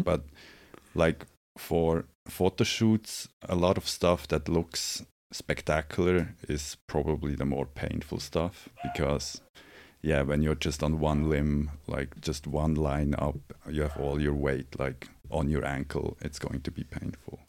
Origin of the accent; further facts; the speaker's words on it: Switzerland; now in Los Angeles, United States; I'm from Switzerland